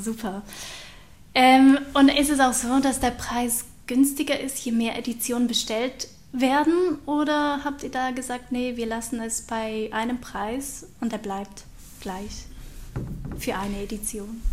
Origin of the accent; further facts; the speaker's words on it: Aargau, Switzerland; accent: Aargauer Dialekt; also born or lived in near Bern; now in Germany; ich habe einen Aargauer Dialekt